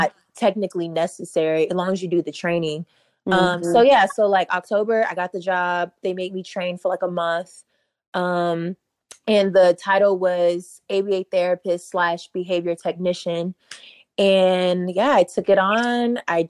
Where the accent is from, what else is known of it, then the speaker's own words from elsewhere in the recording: Fayetteville, North Carolina, United States; moved away; I'm from a military town. I'm from Fayetteville.